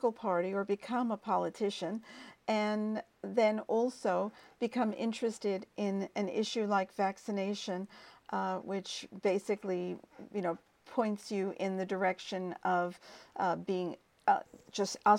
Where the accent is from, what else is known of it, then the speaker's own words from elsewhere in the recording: United States; I'm American